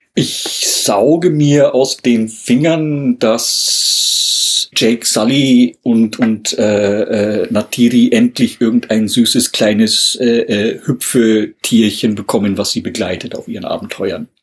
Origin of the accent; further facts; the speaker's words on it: Germany; bei uns in Deutschland